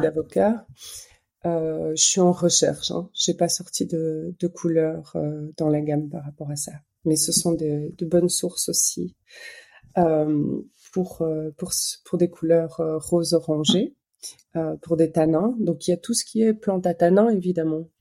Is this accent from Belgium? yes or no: yes; Belgium; moi je suis belge